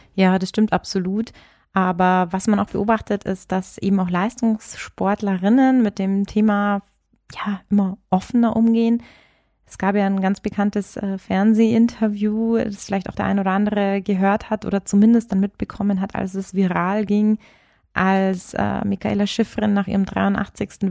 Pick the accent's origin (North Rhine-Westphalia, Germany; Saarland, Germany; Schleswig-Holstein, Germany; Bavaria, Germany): Bavaria, Germany; ich bin hier sogar geboren